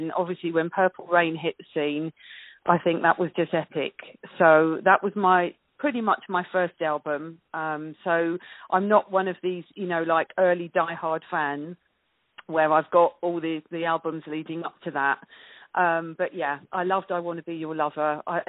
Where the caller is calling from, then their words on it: Lancing, South East England, United Kingdom; I'm calling you from a place called Lancing in West Sussex.